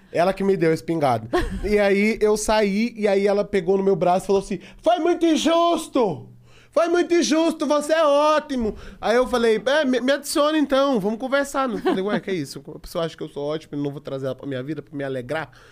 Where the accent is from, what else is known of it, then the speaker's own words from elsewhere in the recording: Tocantins, Brazil; Então, assim, eu vim, eu vim do Tocantins, ferrado, tendo, é, é, fazendo crediário para poder pagar minha camisa pro meu show de stand-up